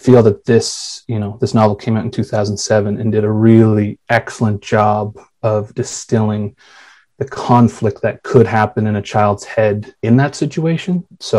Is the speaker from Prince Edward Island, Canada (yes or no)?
yes; Summerside, Prince Edward Island, Canada; also born or lived in Saddle Lake, Alberta; I'm Cree from Saddle Lake, but grew up, have lived the majority of my life in Summerside.